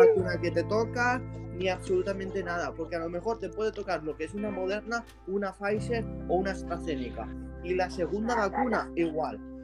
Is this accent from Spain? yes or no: yes; Spain; yo soy de España